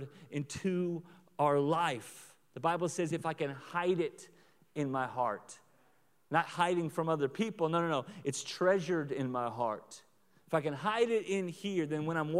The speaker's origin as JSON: {"language": "English", "region": "Oklahoma", "country": "United States", "moved": "yes", "lives_now": "Lawrence, United States", "said": "I'm from Oklahoma"}